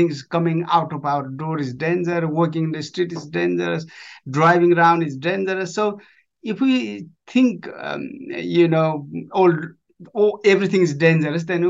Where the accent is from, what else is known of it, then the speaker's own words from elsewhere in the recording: Nepal; moved away as an adult; now in United Kingdom; I grew up in Nepal. I was born in Nepal. up to age of 19, and I joined British Army and moved up to moved to UK